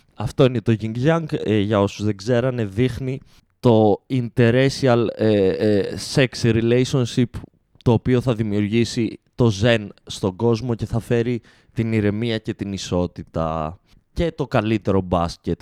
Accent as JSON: {"language": "Greek", "country": "Greece", "said": "είμαστε Έλληνες"}